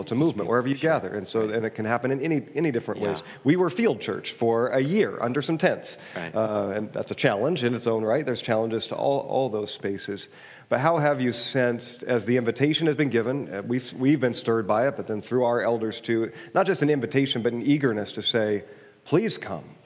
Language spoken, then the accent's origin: English; Kirkland, Washington, United States; also born or lived in Wisconsin; I grew up in Kirkland